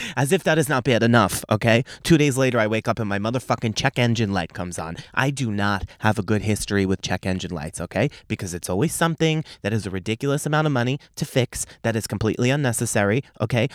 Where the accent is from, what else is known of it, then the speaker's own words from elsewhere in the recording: Long Island, New York, United States; I'm from Long Island